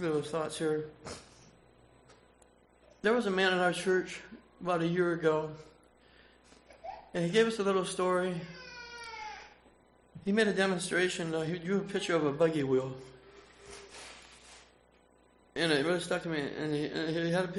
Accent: Fort Wayne, Indiana, United States; I'm from Fort Wayne, Indiana. I grew up as a young Amish boy

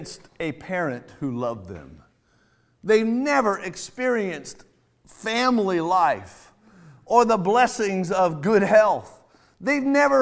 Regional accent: California, United States; now in Iowa, United States; I'm from California

